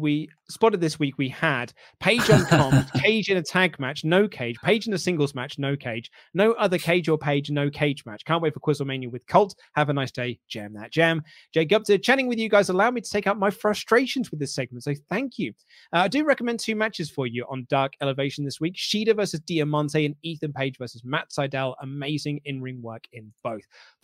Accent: West Midlands, United Kingdom; I'm from the West Midlands. And it's so funny when my American friend copies me accents.

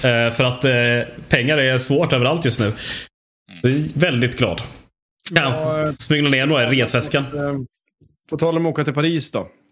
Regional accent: Sweden; vi är svenskar

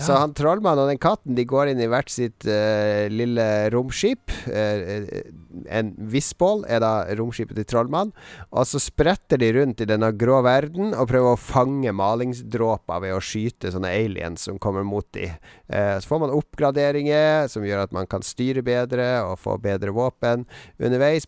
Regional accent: Harstad, Troms, Norway; moved away; når jeg var hjemme i Harstad

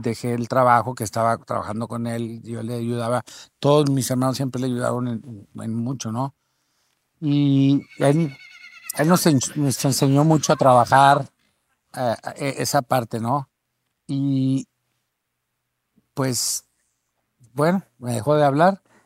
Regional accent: Torreón, Coahuila, Mexico; moved away; also born or lived in Mexico City; yo soy

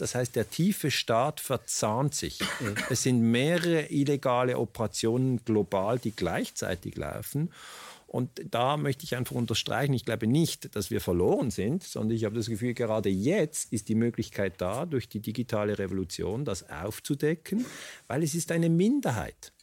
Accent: Switzerland; wir in der Schweiz

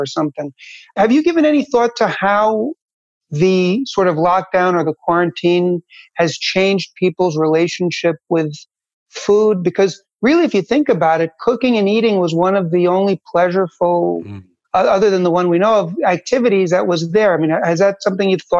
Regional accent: United States; also born or lived in Manhattan / Jersey City; when I was growing up in America

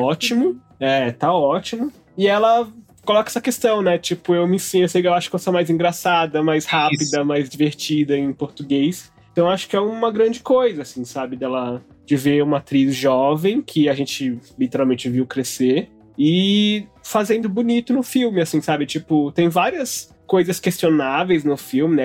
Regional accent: Brazil; Brasileiros achamos que não somos latino-americanos.

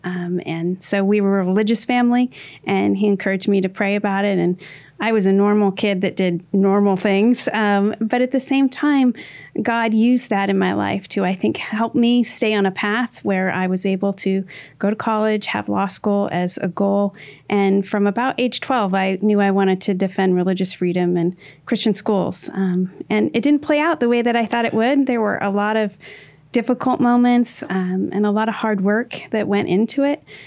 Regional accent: Washington, United States; my home state of Washington

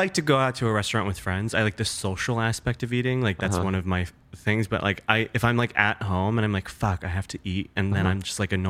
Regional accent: the Midwest of America, United States; growing up in the Midwest of America

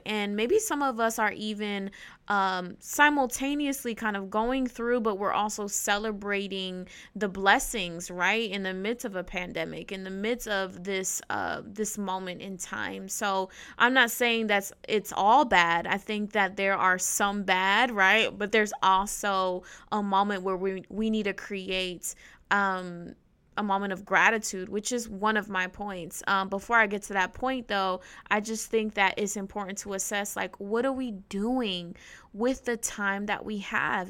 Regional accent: New Jersey, United States; I am from North Jersey

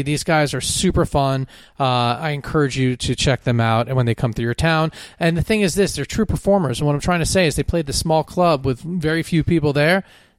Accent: Framingham, Massachusetts, United States; I was born in Framingham.

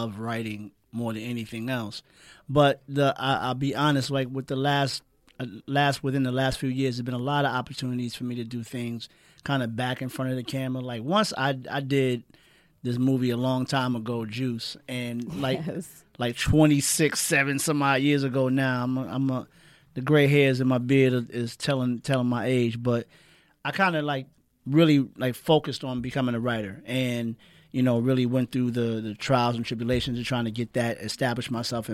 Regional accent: New York, United States; I'm from New York

